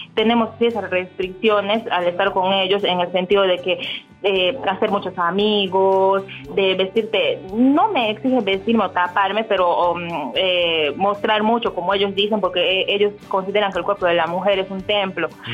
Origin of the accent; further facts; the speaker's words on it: Peru; moved away as an adult; now in Dubai, United Arab Emirates; regresé a mi país, regresé a Perú